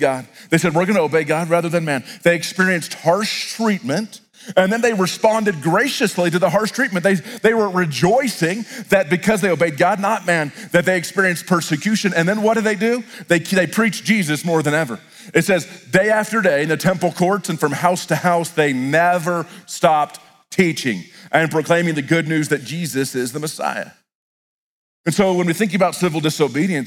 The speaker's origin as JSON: {"language": "English", "country": "United States", "said": "As American Christians"}